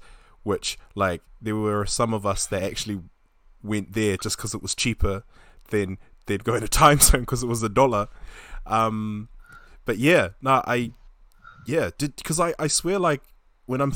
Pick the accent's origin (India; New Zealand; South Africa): New Zealand; I'm from New Zealand